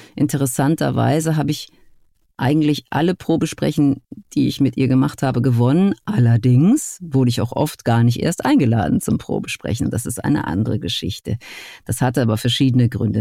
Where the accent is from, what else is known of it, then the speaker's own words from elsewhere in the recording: near Essen, North Rhine-Westphalia, Germany; nicht sehr weit von meinem Geburtsort entfernt